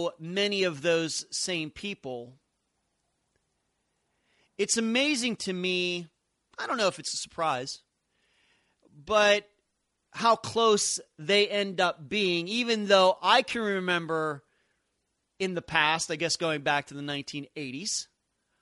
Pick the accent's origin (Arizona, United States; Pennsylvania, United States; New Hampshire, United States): Pennsylvania, United States; Leechburg; growing up in Leechburg, Pennsylvania